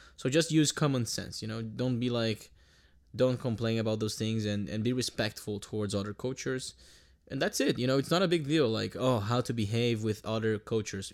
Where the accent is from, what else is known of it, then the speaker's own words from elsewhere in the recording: Brazil; moved away; I'm Brazilian